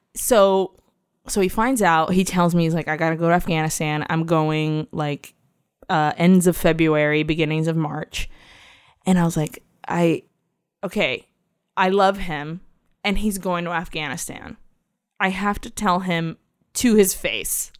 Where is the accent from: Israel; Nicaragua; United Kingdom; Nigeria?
Nicaragua; we're Latinos from Nicaragua